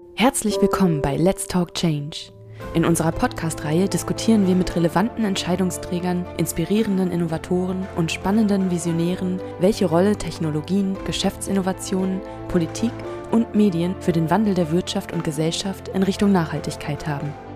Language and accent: German; near the Wendland, Gorleben, Lower Saxony, Germany; now in Berlin, Germany; Ich komme aus der Nähe vom Wendland, Gorleben, Anti-Atomkraftbewegung. Das ist sozusagen auch immer etwas, mit dem ich groß geworden bin